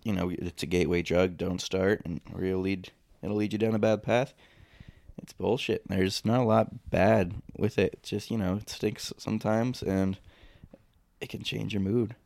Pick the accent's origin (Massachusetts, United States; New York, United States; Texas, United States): New York, United States; Being a New Yorker